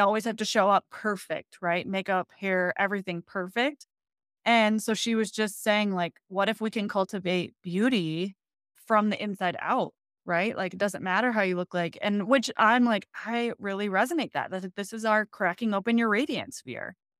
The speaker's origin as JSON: {"language": "English", "region": "Michigan", "country": "United States", "moved": "yes", "lives_now": "Colorado, United States", "said": "I'm originally from Michigan."}